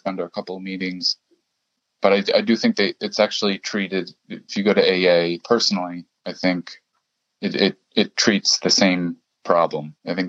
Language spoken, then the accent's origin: English; German-speaking Switzerland, Switzerland; I went to one, so in Switzerland, I come from the German speaking part of Switzerland, and I did go to one meeting there in German